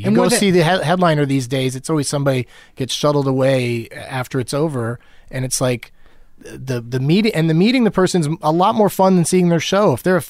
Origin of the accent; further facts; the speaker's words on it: San Diego, California, United States; I grew up in San Diego.